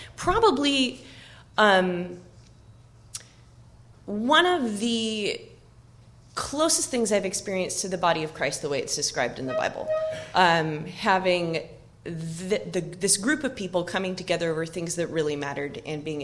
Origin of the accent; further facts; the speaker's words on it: Oak Harbor, Washington, United States; my hometown, which is Oak Harbor on Whidbey Island, Washington